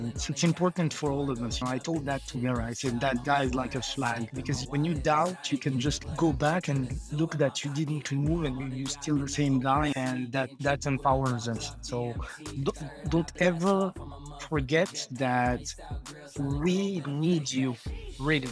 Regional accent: Marrakesh, Marrakesh-Safi, Morocco; I'm from Morocco, Marrakech. It's like North Africa.

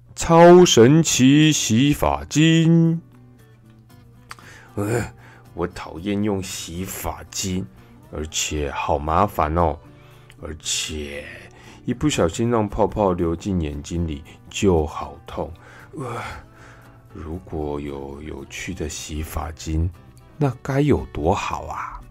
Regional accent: Taiwan; 好在啊，我们台湾人，嗯，真的很厉害。

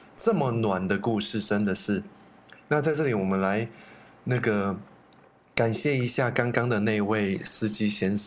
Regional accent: Taiwan; 我们台湾人

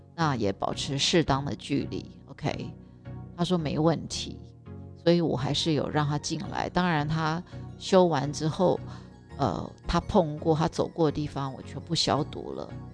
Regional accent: Taiwan; moved away; 我们台湾人也是非常 有礼貌的，我们是有我们的习俗

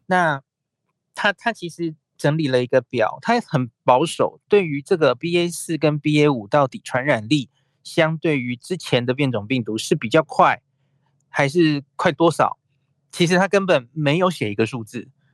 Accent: Taiwan; 我们台湾人想现在出去玩

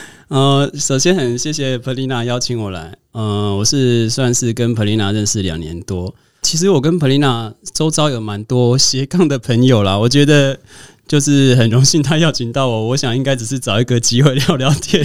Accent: Kaohsiung, Taiwan; 我是高雄人，我应该多了解高雄一点

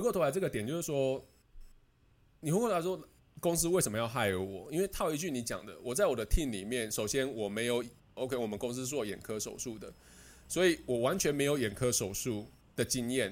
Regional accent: Taiwan; moved away as an adult; now in Netherlands; 我们台湾人的观念

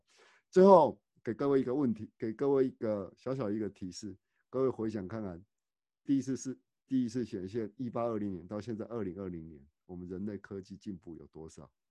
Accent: Tainan, Taiwan; born there; now in Taichung, Taiwan; 像我跟刘子怡，我们都是属于我们都是东台南出生的哦

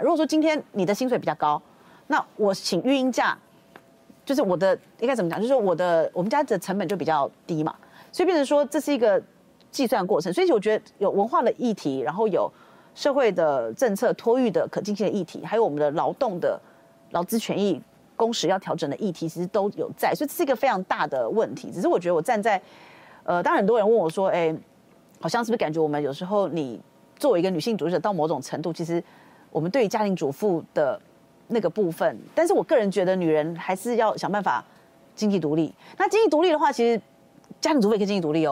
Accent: Taiwan; 我们台湾人的观念还是会觉得说

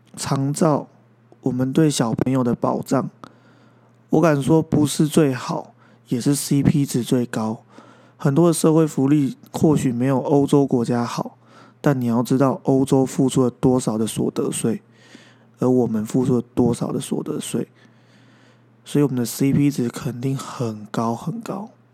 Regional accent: Taiwan; moved away as an adult; 离开了这个家乡六年的时间，我终于回来了。终于在台湾有了一份工作

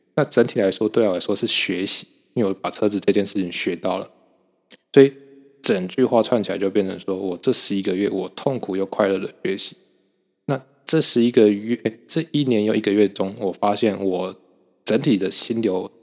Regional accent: Kaohsiung, Taiwan; moved away as an adult; now in Hsinchu, Taiwan; 我现在人在新竹嘛，就是台湾的新竹。所以，呃，基本上我不太会用到车，我都是骑机车，然后我是高雄人

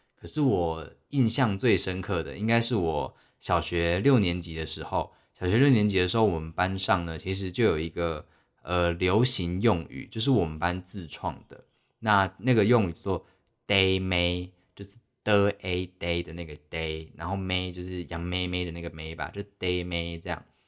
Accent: Taiwan; 我们台湾人

